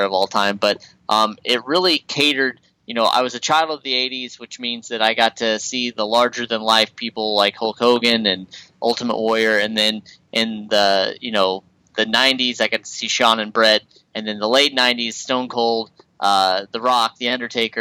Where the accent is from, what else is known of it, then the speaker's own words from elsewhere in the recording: Midwest, United States; I'm from the Midwest